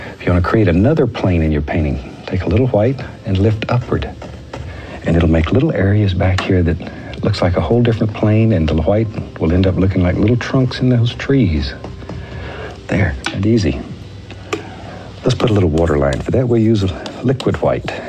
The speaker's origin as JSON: {"language": "English", "region": "Alaska", "country": "United States", "tie": "born or raised there", "said": "the mountains that I grew up with in Alaska"}